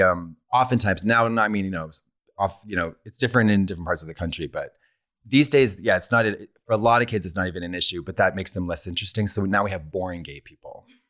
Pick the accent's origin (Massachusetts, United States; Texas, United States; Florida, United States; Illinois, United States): Massachusetts, United States; Boston; moved away as an adult; now in Los Angeles, United States; I'm from Boston, and I've lived here for about seven years